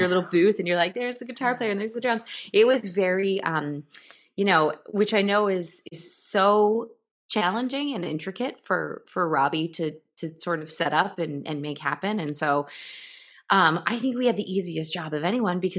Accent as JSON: {"language": "English", "area": "Lower Hudson Valley", "region": "New York", "country": "United States", "tie": "born or raised there", "said": "when I grew up sort of in the Lower Hudson Valley"}